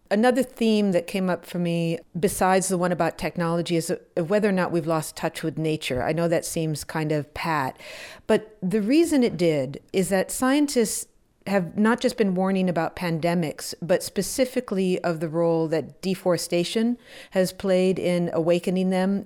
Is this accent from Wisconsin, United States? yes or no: yes; Wisconsin, United States; I grew up in Wisconsin and in the seventies and the early eighties.